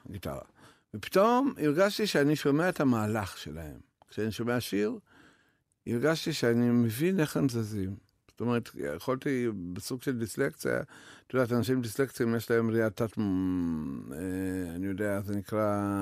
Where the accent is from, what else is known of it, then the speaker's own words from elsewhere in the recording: Belarus; Hebrew is a second language; also born or lived in Kiryat (Krayot), Israel; now in Israel; שברוסיה לבנה, שם גדלתי